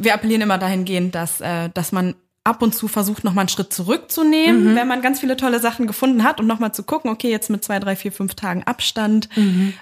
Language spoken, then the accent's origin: German; southern Lower Saxony near Hanover, Germany; now in Berlin, Germany; das war in meiner Heimat, also mhm. im, äh, im ja, Niedersachsen, südlichen Niedersachsen bei Hannover